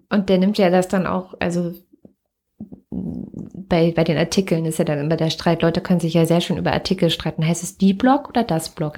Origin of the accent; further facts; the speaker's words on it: Wittenberg, Saxony-Anhalt, Germany; Ich bin ja in Wittenberg geboren, in Lutherstadt, Lutherstadt Wittenberg